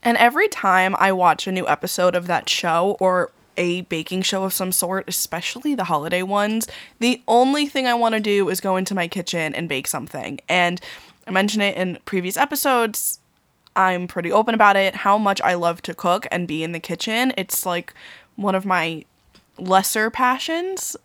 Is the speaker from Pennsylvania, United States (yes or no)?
no; Long Island, New York, United States; also born or lived in Queens, New York; I'm from Long Island